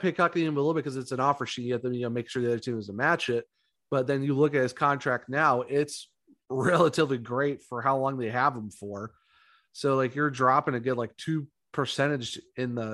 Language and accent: English; Ohio, United States; I'm from Ohio